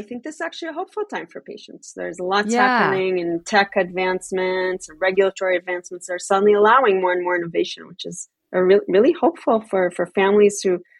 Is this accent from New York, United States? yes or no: yes; New York, United States; also born or lived in Tel Aviv, Israel; You know, I grew up in New York and in Tel Aviv. Never had a kid in my class with a peanut allergy or some other sensitivity.